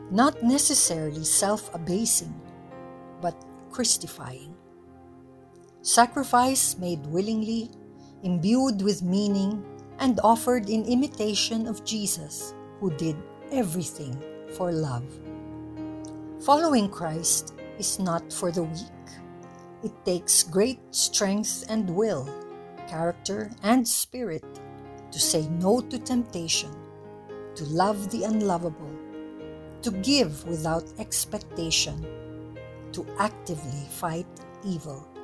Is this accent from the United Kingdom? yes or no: no; Philippines; As a Filipino, I am beyond proud of them.